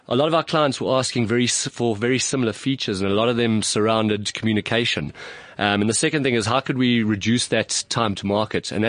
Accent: South Africa; also born or lived in Stellenbosch

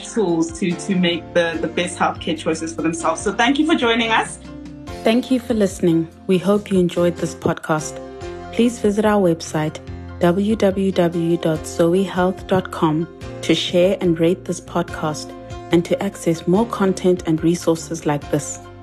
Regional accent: South Africa; as South African women

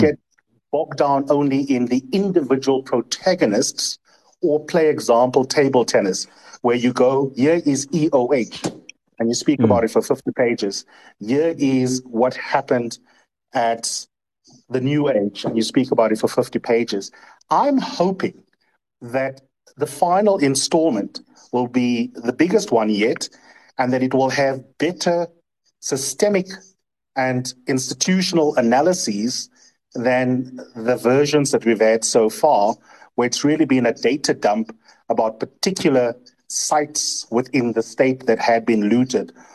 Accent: South Africa; as a South African

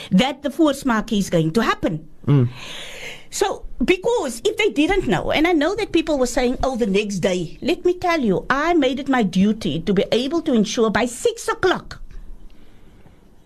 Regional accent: Cape Town, Western Cape, South Africa; I was brought up in Boerkop, I know the minstrels for many, many years, coming from the flats

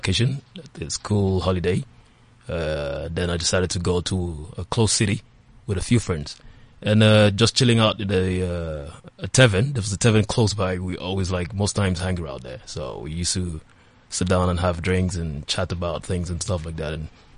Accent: Calabar, Cross River, Nigeria; I'm a Nigerian from the southern part of Nigeria, precisely Calabar, from Cross River State

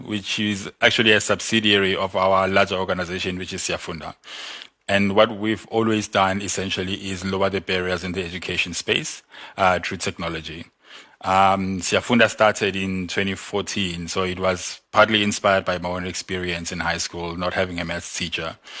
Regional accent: South Africa; I'm from Mlas

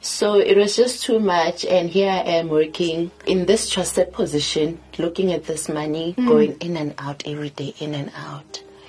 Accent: Sasolburg, Free State, South Africa; also born or lived in Welkom; I was born in Welkom, and I grew up in Sasolburg.

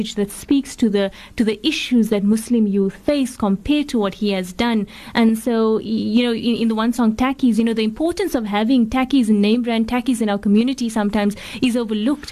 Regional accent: South Africa; as a South African female

